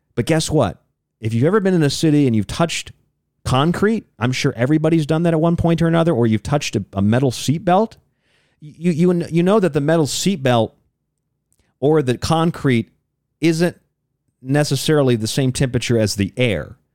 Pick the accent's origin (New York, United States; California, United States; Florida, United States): Florida, United States; St. Pete Beach; moved away; I'm from Saint Pete Beach, that little finger that sticks out onto the Gulf of Mexico